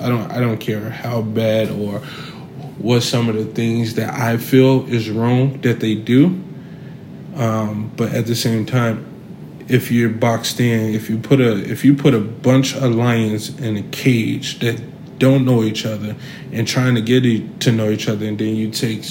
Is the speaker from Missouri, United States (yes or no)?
no; Chicago, Illinois, United States; I'm from Chicago, South Side of Chicago, Inglewood area. So I grew up saggy pants